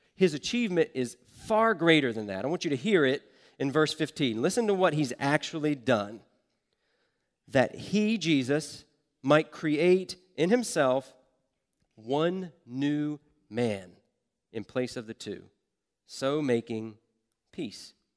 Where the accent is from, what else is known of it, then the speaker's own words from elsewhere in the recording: the South, United States; I grew up in the South